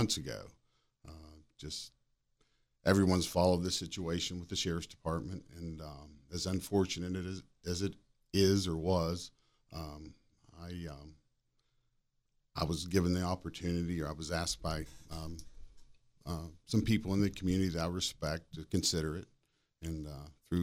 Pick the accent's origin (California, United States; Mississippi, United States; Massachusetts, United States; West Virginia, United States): West Virginia, United States; Cabell County; now in Berkeley County, United States; I grew up in Cabell